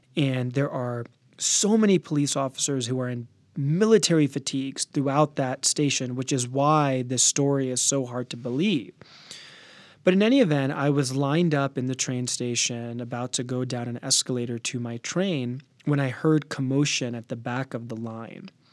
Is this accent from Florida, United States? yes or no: no; D.C. area, Virginia, United States; I was born in Virginia. My parents are Sick Americans. I'm a Sick American, and I spent most of my life in Virginia in the D C area